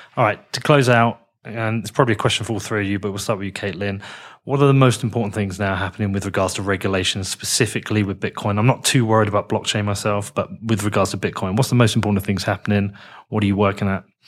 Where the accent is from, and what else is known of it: United Kingdom